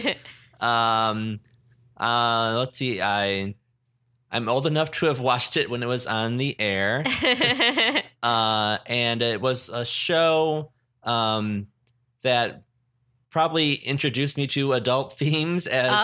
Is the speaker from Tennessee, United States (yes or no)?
no; Detroit, Michigan, United States; I'm from the Detroit area, but we would get channels from also, Bay City and Lansing and also like Toledo, Ohio.